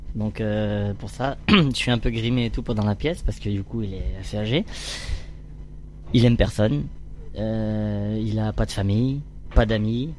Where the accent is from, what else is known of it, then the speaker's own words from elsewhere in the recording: Orléans region, Centre-Val de Loire, France; moved away as an adult; j'ai grandi dans la région d'Orléans